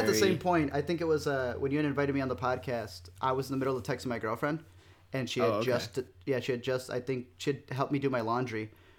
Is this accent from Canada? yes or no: no; Chicago, Illinois, United States; I'm from Chicago.